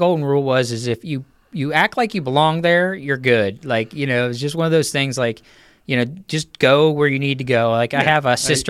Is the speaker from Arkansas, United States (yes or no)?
no; Uniontown, Pennsylvania, United States; right where I grew up in Uniontown